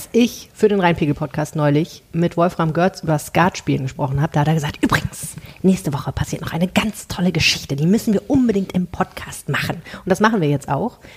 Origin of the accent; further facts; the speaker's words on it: Morocco; Als Marokkaner muss man das ja so hoch machen und dann möglichst viel Fladdern.